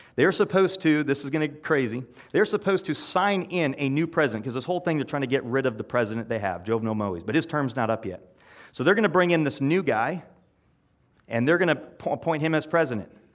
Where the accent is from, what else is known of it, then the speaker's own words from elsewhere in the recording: Iowa, United States; I'm from Iowa